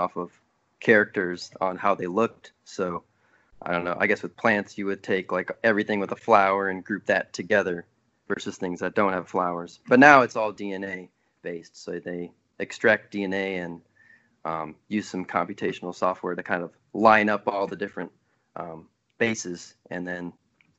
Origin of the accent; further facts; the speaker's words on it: Worthington, Minnesota, United States; moved away as an adult; now in Durham, United States; I grew up in Worthington, Minnesota, which is southwestern Minnesota